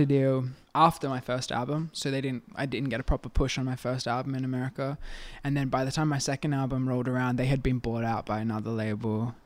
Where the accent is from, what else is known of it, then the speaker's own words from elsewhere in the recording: Adelaide, South Australia, Australia; I'm from Adelaide